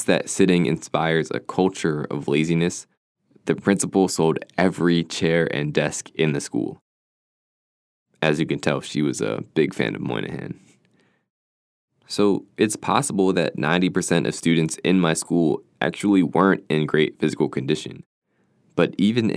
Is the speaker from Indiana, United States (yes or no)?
no; Philadelphia, Pennsylvania, United States; I grew up in Philadelphia